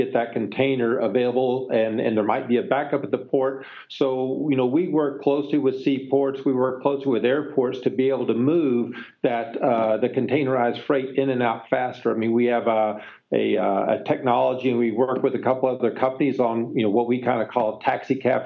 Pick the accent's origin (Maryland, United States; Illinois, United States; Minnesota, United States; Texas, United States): Texas, United States; now in Pleasanton, United States; Pleasanton, California, although I grew up in Texas, so I'm a native Texan.